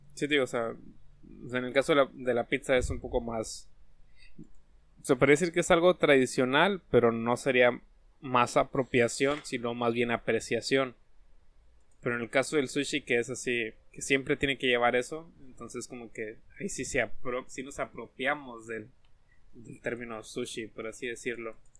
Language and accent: Spanish; Mexico; Nosotros, como mexicanos